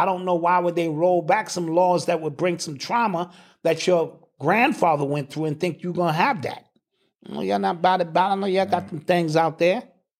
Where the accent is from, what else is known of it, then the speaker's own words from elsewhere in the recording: Mississippi, United States; I'm from Mississippi.